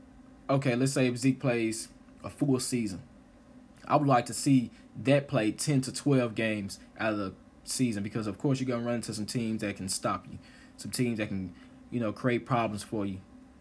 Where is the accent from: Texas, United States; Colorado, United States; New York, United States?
Texas, United States; Dallas; I'm from Dallas, but a lot of people know I'm not a Cowboys fan